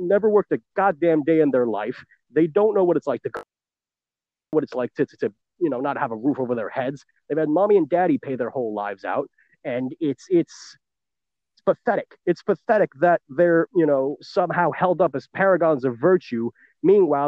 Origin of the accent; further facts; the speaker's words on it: New York City, New York, United States; born and raised in New York City